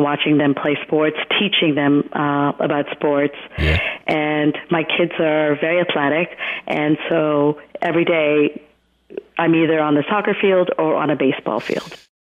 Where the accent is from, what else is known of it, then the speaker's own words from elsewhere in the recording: Hamilton, Ontario, Canada; moved away as an adult; also born or lived in Gujarat, India; now in New York, United States; My family migrated in 1976 to Hamilton, Ontario, Canada. Um, and so I did all my schooling there.